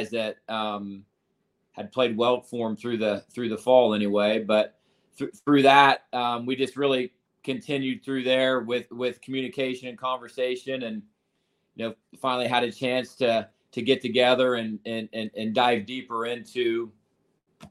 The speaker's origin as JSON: {"language": "English", "region": "Ohio", "country": "United States", "also_born_or_lived": "Iowa", "moved": "yes", "lives_now": "Cincinnati, United States", "said": "I'm from Ohio originally."}